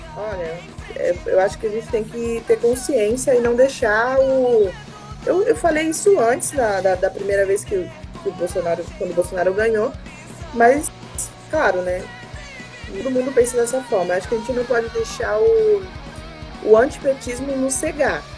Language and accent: Portuguese; Northeast Region, Brazil; now in São Paulo, Brazil; eu sou nordestina também